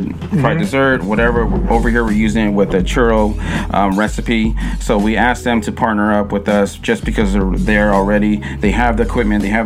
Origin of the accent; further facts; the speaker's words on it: Daly City, California, United States; also born or lived in San Francisco; I was born in San Francisco, but raised in Daly City